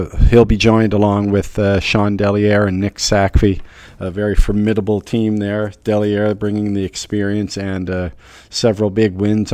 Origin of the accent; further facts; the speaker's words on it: Canada; moved away; I'm Canadian myself